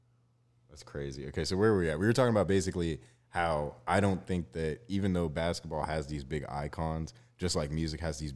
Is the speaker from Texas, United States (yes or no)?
yes; Dallas area, Texas, United States; it was so expensive growing up around the Cowboys.